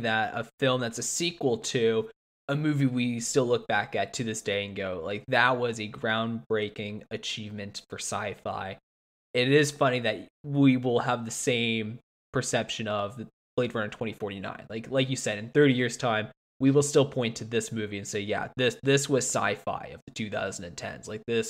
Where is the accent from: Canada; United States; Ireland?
Canada; I'm Canadian